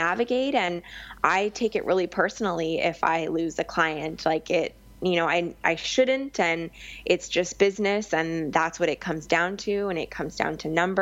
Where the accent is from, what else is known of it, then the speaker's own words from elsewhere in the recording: Victoria, British Columbia, Canada; moved away as an adult; also born or lived in Vancouver Island; now in Vancouver, Canada; Because I grew up in Victoria